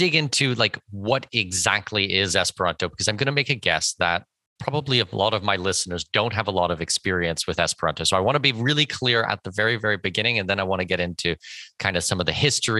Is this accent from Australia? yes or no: no; Canada; first language English; I'm Canadian. My first language is English